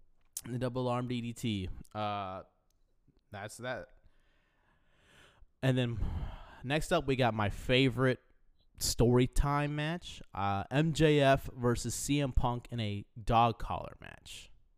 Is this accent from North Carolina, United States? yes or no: no; Yonkers, New York, United States; Fair enough. Hey man, that's I'm from Yonkers.